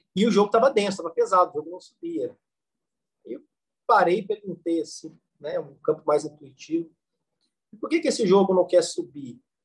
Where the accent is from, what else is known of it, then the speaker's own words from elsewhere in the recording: Varginha, Minas Gerais, Brazil; Eu sou de Varginha, né? Nascido em Varginha